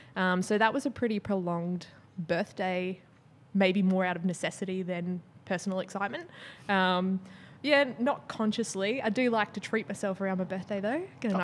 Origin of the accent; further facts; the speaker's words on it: Brisbane, Queensland, Australia; also born or lived in Melbourne; now in Sydney, Australia; So I moved around a little bit as a kid, but I did my senior schooling and uni in Brisbane. And then I moved to Melbourne for 4 years and now I've been in Sydney for 5.